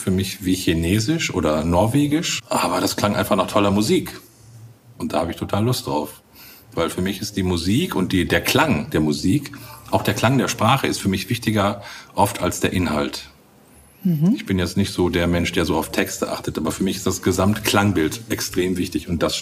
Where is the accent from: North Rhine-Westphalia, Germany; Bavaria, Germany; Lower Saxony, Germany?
North Rhine-Westphalia, Germany; born there; Und ich kenne das, ich komme aus Nordrhein-Westfalen gebürtig. Da wird natürlich auch platt gesprochen, aber das war für mich immer so ganz weit weg.